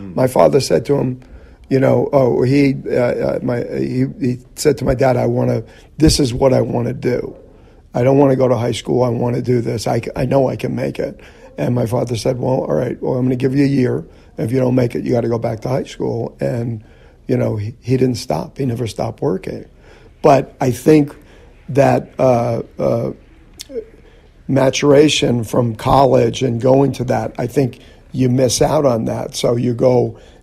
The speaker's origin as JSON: {"language": "English", "region": "New Jersey", "country": "United States", "tie": "born or raised there", "said": "we grew up in New Jersey and, you know, there was a lot of, you know, bigotry and stuff that went on in our neighborhood, blue collar"}